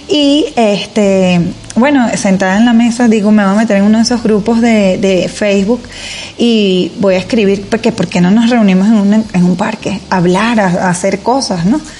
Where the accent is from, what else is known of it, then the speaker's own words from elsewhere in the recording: Caracas, Capital District, Venezuela; now in Miami, United States; Bueno, eh, yo soy de Caracas, Venezuela. Llegué a Estados Unidos hace cinco años y vivo en Miami.